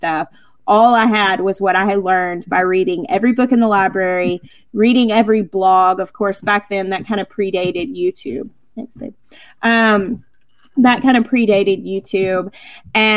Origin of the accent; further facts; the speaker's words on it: Arkansas, United States; I grew up in Arkansas, which is called the natural state